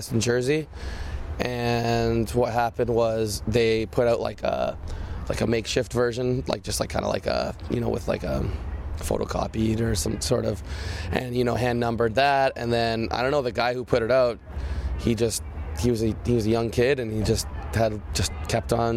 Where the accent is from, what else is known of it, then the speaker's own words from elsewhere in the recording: Canada; we're Canadian kids